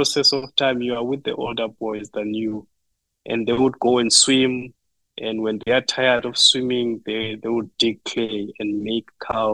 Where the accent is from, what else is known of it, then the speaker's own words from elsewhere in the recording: Butterworth, Eastern Cape, South Africa; now in Norman, United States; I grew up in South Africa, in Eastern Cape Province, in a small town called Butterworth. But I've been raised in a village which is closer to Butterworth, about 20 kilometers